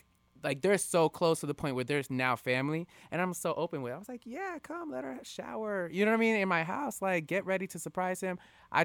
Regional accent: West Palm Beach, Florida, United States; West Palm.

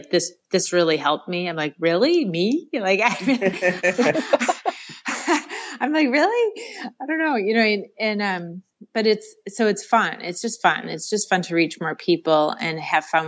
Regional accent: Rochester, New York, United States; I grew up, born and raised in Rochester, New York.

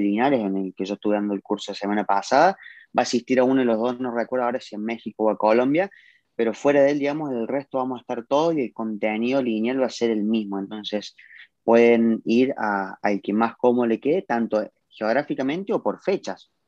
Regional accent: Córdoba, Argentina; yo hablo por Argentina, que es mi país, el cual siempre digo que amo, yo soy orgullosamente cordobés y argentino

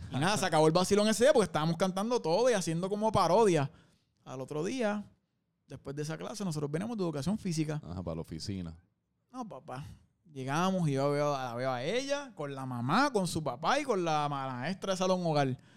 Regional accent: Caguas, Puerto Rico; also born or lived in Gurabo; Cagua. ¿De Cagua? Cagua. Intermedio estudié en Gurabo y después volví a Cagua. en verdad Cagua y Gurabo lo digo como si fuera lejos.

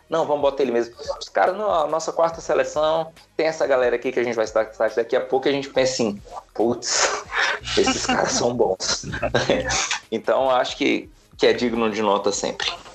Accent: Brazil; enquanto brasileiro

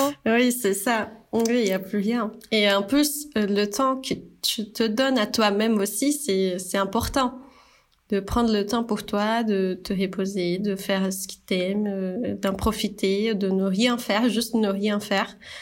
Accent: Brazil; French is a second language; moved away as an adult; now in France; je suis brésilienne. Là, euh, on entend ce petit accent

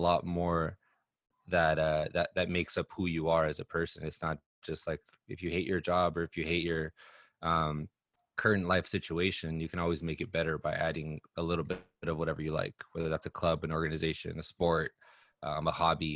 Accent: Los Angeles, California, United States; also born or lived in Inland Empire, California; I grew up in Los Angeles. I lived in the Inland Empire, which is like suburb area of LA for some of my upbringing as well.

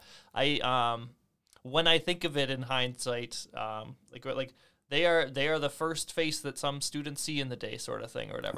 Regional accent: Moose Jaw, Saskatchewan, Canada; I grew up on Bushel Park or fifteen Wing Moose Jaw.

